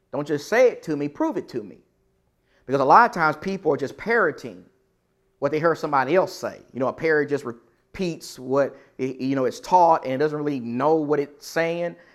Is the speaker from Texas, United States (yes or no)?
yes; Texas, United States; I'm from Texas.